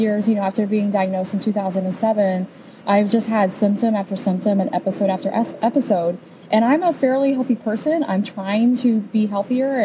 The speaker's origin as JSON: {"language": "English", "region": "Indiana", "country": "United States", "tie": "born or raised there", "also_born_or_lived": "Colorado Springs, Colorado", "moved": "as an adult", "lives_now": "Nashville, United States", "said": "I was raised in Indiana, moved to Colorado when I was 21"}